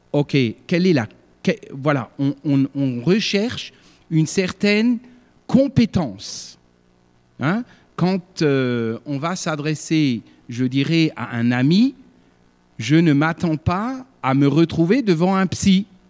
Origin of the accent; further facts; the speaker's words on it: Sarreguemines, Grand Est, France; moved away as an adult; also born or lived in Alsace / Ardennes; je suis originaire de Sarreguemines, né à Sarreguemines